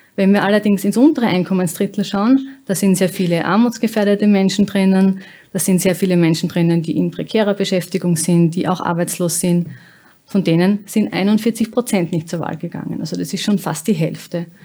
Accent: Austria

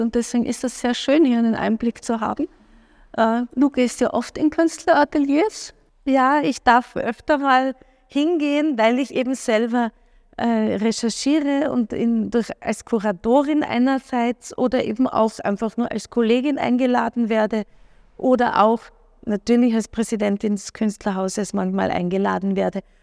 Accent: Klagenfurt, Carinthia, Austria; also born or lived in Wolfsberg; now in Vienna, Austria; ich bin in Klagenfurt aufgewachsen, äh, in Wolfsberg geboren, bin ans slowenische Gymnasium gegangen

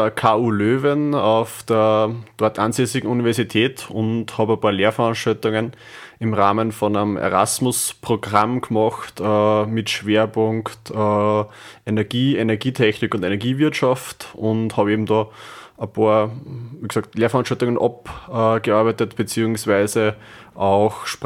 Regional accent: Windhaag, Upper Austria, Austria; Zukunftsforum Windhag, wo ich Teilnehmer war, äh, das auch in meiner Heimatgemeinde stattgefunden hat.

